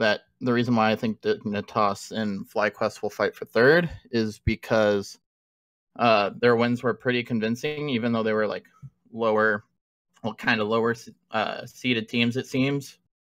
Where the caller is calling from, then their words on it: Newton, Iowa, United States; I'm calling from Iowa.